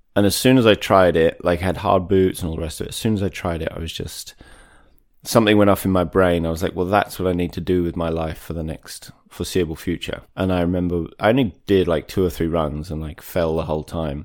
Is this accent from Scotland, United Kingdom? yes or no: no; Maidstone, South East England, United Kingdom; also born or lived in Wales; I'm from Maidstone in Kent so about an hour southeast of London. Mm-hmm. I was brought up there, spent a bunch of time in Wales growing up